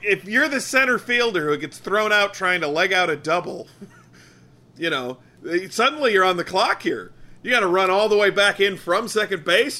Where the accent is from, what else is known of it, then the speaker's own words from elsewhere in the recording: Michigan, United States; growing up in Michigan